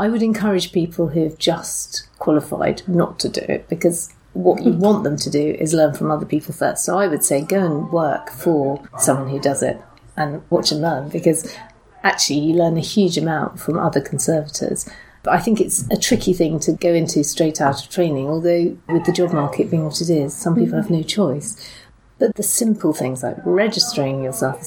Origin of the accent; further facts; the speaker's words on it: Essex, East of England, United Kingdom; I started off actually working the church where I was brought up in Essex.